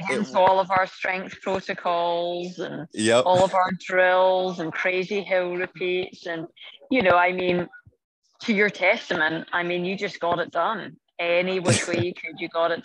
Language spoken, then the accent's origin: English; Scotland, United Kingdom; moved away as an adult; now in California, United States; I grew up in Scotland